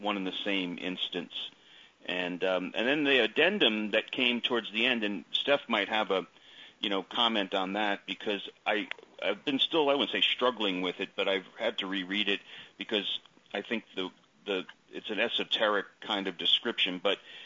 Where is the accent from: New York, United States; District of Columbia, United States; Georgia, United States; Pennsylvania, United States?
New York, United States; East Coast, the New York area, United States; I grew up on the East Coast in the New York area